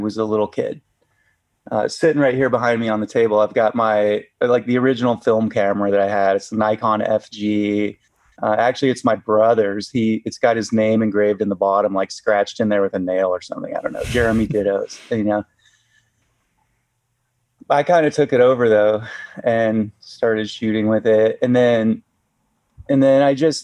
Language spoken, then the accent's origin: English; Chattanooga, Tennessee, United States; also born or lived in Utah; now in Bishop, United States; I was raised in Chattanooga, Tennessee.